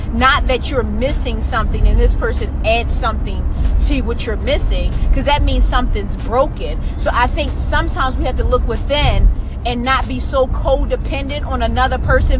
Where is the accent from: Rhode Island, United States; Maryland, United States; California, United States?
Maryland, United States; Baltimore; I'm from Baltimore